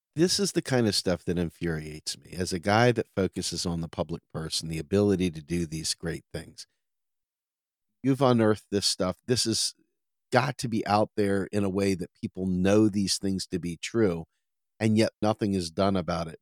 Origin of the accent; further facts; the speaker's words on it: Washington, District of Columbia, United States; moved away as an adult; also born or lived in suburban Maryland; now in Pennsylvania, United States; I grew up in Washington, D C, and my entire youth and teenage years and even into my forties, I lived in the nation's capital